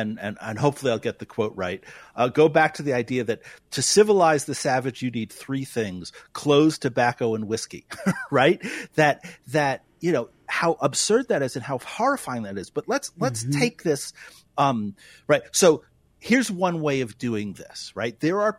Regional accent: New York City, New York, United States; moved away as an adult; You know, I came from New York City. This is my 21st year in North Dakota. I came from New York City and then I traveled around and then ended up here.

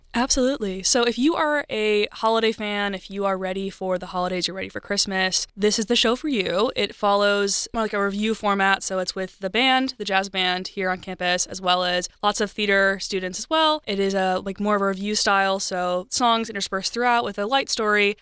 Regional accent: Wisconsin, United States; moved away as an adult; also born or lived in Missouri; now in Cape Girardeau, United States; I am from Wisconsin originally, but I've been loving my time down in here in Missouri

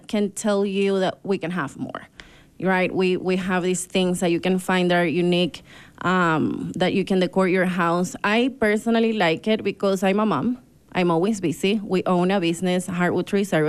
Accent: Ecuador; also born or lived in Brazil / Argentina; now in Park City, United States; I'm from Ecuador and Brazil.

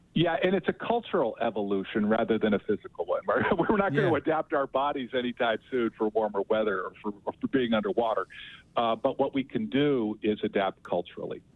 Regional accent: Las Vegas, Nevada, United States; now in New Orleans, United States; I grew up in Southern Nevada in Las Vegas, so I know Utah pretty well

